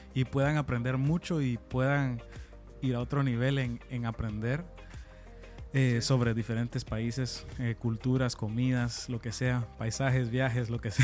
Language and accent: Spanish; Houston, Texas, United States; yo soy de aquí, de Estados Unidos. Eh, soy mitad chapín, mitad americano